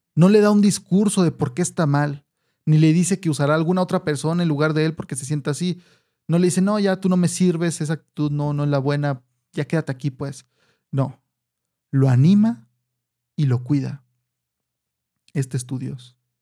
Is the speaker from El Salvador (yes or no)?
no; Mexico; nosotros aquí en México